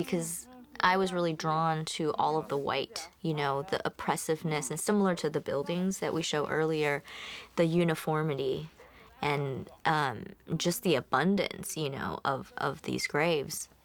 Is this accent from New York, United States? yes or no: no; Miami, Florida, United States; we grew up in Miami